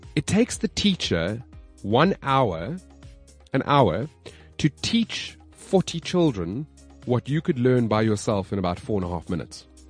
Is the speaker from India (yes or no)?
no; Johannesburg, Gauteng, South Africa; my hometown, Johannesburg.